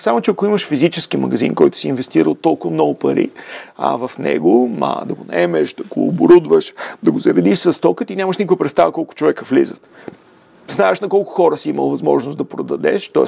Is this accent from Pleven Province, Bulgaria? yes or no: no; Sofia, Sofia City, Bulgaria; роден съм в София, в а, а, крайния квартал